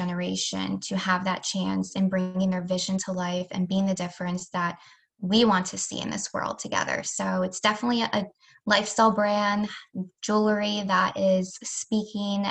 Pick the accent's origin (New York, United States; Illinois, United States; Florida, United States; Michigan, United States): New York, United States; Rochester; moved away; also born or lived in Delaware; I grew up in Rochester and then moved to Delaware